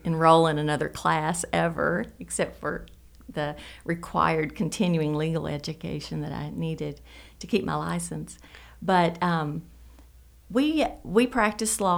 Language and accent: English; Paducah, Kentucky, United States; I grew up in Paducah in a family